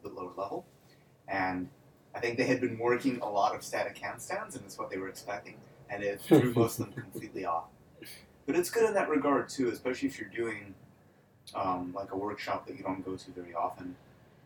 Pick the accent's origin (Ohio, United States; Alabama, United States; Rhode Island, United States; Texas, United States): Ohio, United States; Cleveland; moved away as an adult; also born or lived in Odessa, Ukraine; now in Las Vegas, United States; moved to the U.S. when I was 5 with the majority of my family. Grew up in the U.S. in Cleveland